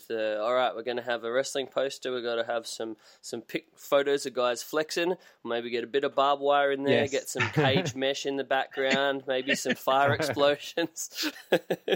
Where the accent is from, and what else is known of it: Australia